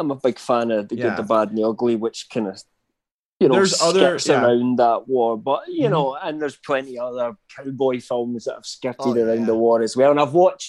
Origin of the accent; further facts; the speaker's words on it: United Kingdom; I come from Britain